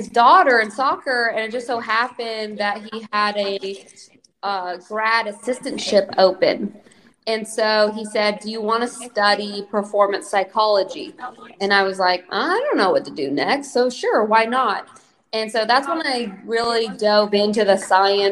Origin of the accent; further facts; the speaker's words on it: Snoqualmie, Washington, United States; moved away as an adult; now in Columbus, United States; I grew up in Snoqualmie, Washington